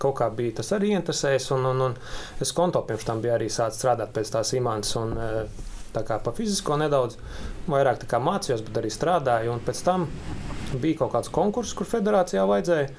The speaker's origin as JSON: {"language": "Latvian", "town": "Jūrmala", "country": "Latvia", "tie": "born or raised there", "said": "Jūrmalā dzīvoju jau no bērnības"}